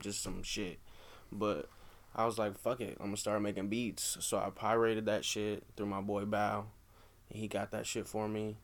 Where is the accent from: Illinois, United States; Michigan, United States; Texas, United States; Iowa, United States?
Iowa, United States; Des Moines; we're from Des Moines